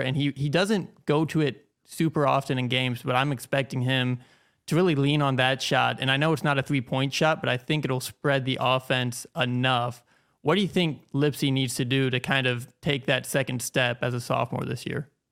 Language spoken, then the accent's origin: English; Manning, Iowa, United States; I grew up in Manning, Iowa.